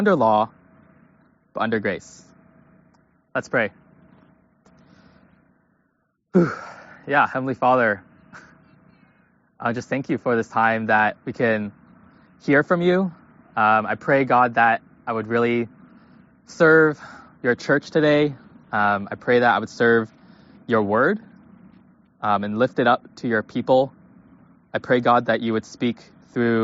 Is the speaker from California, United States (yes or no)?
yes; Pleasanton, California, United States; also born or lived in Kentucky; I grew up in the Bay Area, Pleasanton, California.